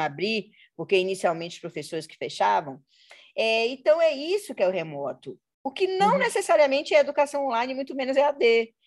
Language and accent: Portuguese; Salvador, Bahia, Brazil; now in Rio de Janeiro, Brazil; eu sou na Bahia eu sou lida como branca, porque eu nasci em Salvador